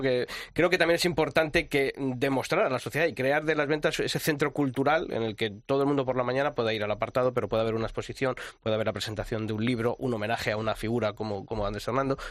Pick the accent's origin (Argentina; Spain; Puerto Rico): Spain; Ávila, Castile and León; los que somos de Ávila